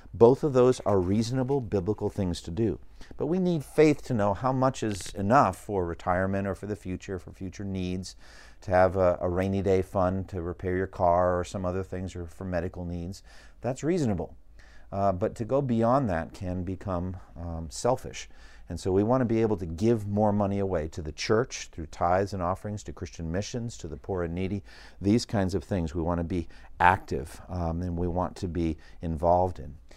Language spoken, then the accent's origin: English; United States; as an American citizen.